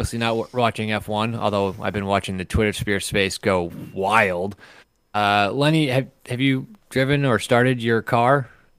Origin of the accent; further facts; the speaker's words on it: Midwest, United States; also born or lived in Omaha; I'm a Midwesterner.